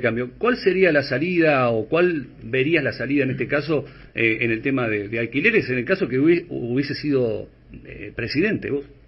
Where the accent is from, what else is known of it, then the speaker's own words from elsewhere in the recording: Dolores, Buenos Aires Province, Argentina; yo soy de Dolores, provincia de Buenos Aires